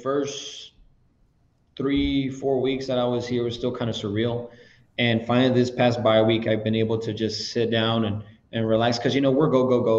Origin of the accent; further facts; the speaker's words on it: La Joya, Texas, United States; I'm from a small town from La Jolla, Texas